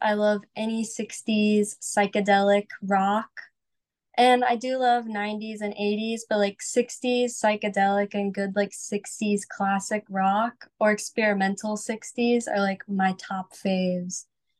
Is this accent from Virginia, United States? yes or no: no; Bartow, Florida, United States; now in Nashville, United States; I actually lived in a pretty small town in Florida called Bartow.